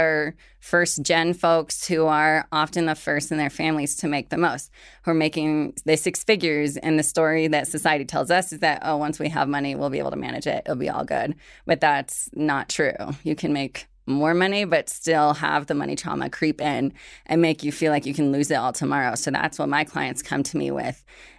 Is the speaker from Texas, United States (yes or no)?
no; Washington, United States; also born or lived in Morelia, Mexico; I grew up as an undocumented immigrant. I was born in Morelia, Michoacán, was raised in rural Washington State, and just witnessed a lot of tension at home.